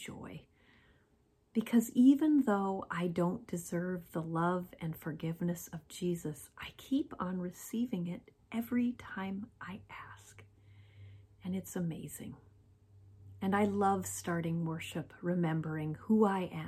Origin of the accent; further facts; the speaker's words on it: North Dakota and Minnesota, Midwest, United States; moved away as an adult; also born or lived in Washington, D.C.; I came from North Dakota and Minnesota, where most people looked pretty much like me